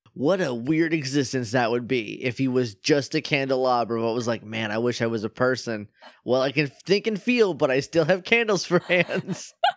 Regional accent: New Hampshire, United States; that's my home state that I love.

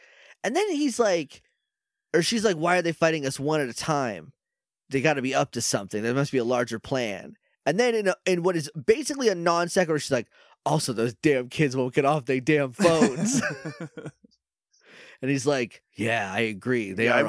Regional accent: New England, United States; I'm just from New England.

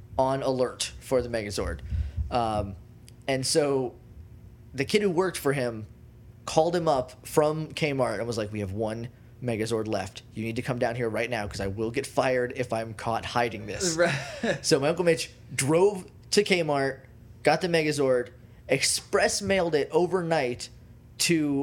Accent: Rindge, New Hampshire, United States; also born or lived in Jaffrey, New Hampshire; I'm from a small town in New Hampshire, in the south of New Hampshire, called Ringe.

